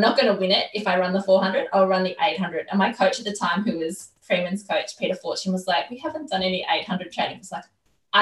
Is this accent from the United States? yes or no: no; Australia; I love being Australian